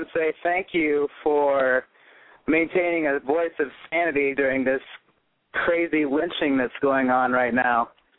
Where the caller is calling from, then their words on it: Midwest, United States; I'm calling from the Midwest.